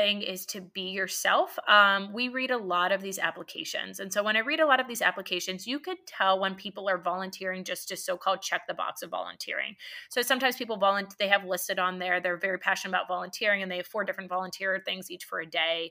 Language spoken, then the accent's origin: English; Pittsburgh, Pennsylvania, United States; moved away as an adult; also born or lived in Hershey, Pennsylvania; now in Columbus, United States; I'm from Pittsburgh initially, so it was my state school for medicine